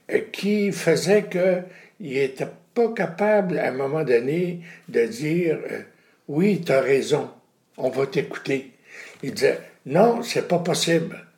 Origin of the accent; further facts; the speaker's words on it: Quebec, Canada; en tant que Québécoise, Américaine, ou dans tout le pays où je suis allé dernièrement